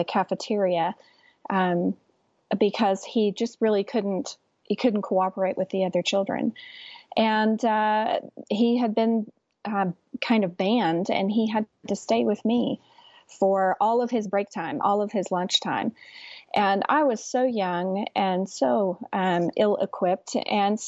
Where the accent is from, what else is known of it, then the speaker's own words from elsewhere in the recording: West Texas, United States; I'm from West Texas too